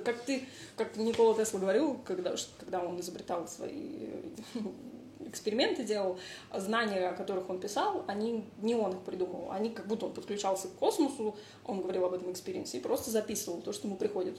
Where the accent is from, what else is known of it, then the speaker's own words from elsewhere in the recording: Moscow, Russia; moved away; also born or lived in Italy; я выросла в Москве